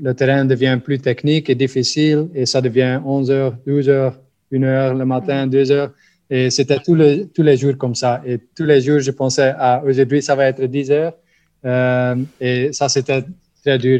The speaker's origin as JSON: {"language": "French", "region": "Flanders", "country": "Belgium", "second_language": "French", "said": "je suis de la Belgique, mais comme vous entendez, de la partie flamande."}